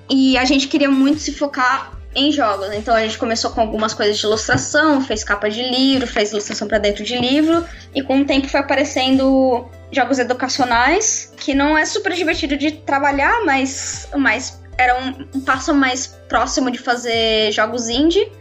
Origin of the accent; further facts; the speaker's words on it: Brazil; moved away as an adult; also born or lived in Canada; now in London, United Kingdom; eu ainda sou brasileira